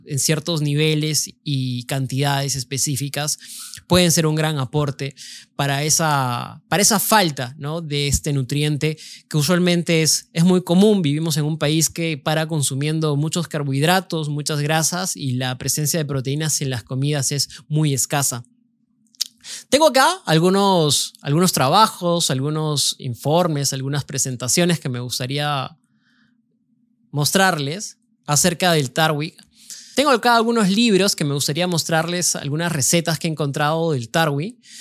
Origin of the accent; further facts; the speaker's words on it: Cusco, Peru; siendo cusqueño